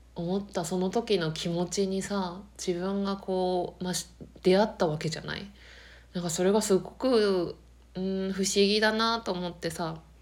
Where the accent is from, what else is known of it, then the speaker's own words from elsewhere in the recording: Akita, Japan; 秋田が自分の田舎